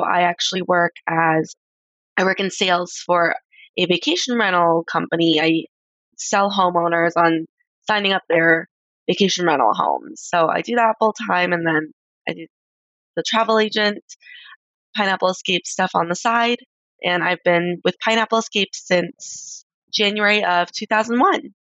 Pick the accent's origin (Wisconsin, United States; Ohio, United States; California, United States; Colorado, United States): Colorado, United States; also born or lived in Texas / Florida; I grew up in Colorado, which is where I currently am now.